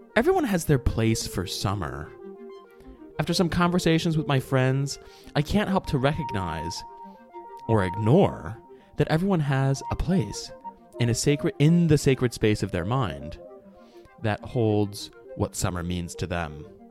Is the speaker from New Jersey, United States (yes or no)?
no; Detroit, Michigan, United States; I grew up in Metro Detroit